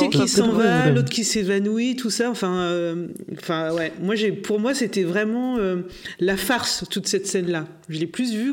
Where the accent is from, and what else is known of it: Normandy, France